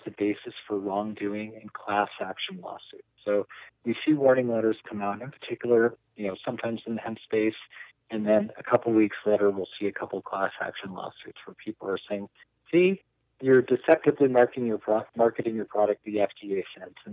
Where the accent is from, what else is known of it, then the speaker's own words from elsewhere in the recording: the Bay Area, California, United States; moved away as an adult; also born or lived in Boulder, Colorado; now in Colorado, United States; when I was a teenager growing up in the Bay Area and hiking in the Santa Cruz Mountains